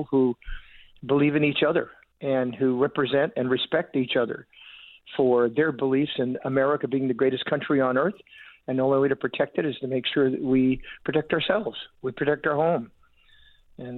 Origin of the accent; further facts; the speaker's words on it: Sacramento, California, United States; also born or lived in Los Angeles; Although I was born in LA, I was raised in Sacramento on a farm, sharecropper's farm